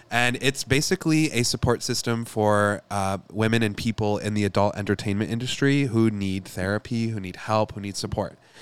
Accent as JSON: {"language": "English", "region": "Michigan", "country": "United States", "said": "I'm from Michigan, and we have the biggest Lebanese population"}